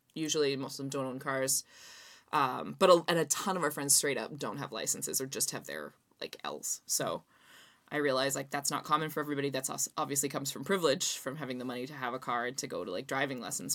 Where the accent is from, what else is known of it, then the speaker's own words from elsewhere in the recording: Canada; I'm from Canada